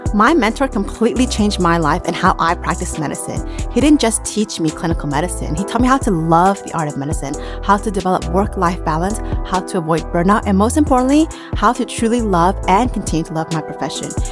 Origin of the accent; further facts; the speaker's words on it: Las Vegas, Nevada, United States; I grew up in Las Vegas from im-, immigrant parents